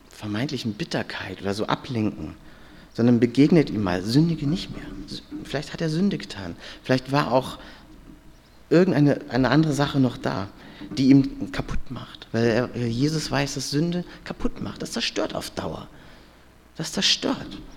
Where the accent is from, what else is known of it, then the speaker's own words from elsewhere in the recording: Hamburg, Germany; Ich, war, ich bin ja aus Hamburg und war mit fünf Freunden ja hier wandern, äh, mal als Pfadfinder.